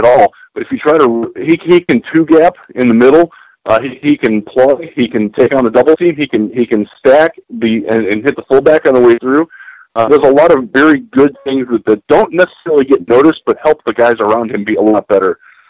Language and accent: English; Michigan, United States; I'm from Michigan as well.